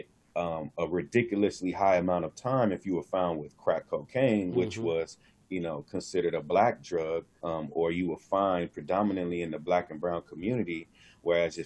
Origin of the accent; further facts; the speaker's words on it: Los Angeles, California, United States; born and raised in South Central Los Angeles.